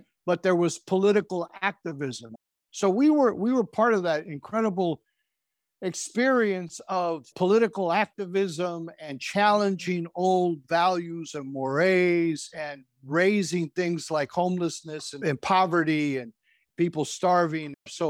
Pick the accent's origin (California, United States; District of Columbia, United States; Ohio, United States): California, United States; San Francisco; So we were raised in the Mission, started living on 20th and Bryant, moved all over 14th and Harrison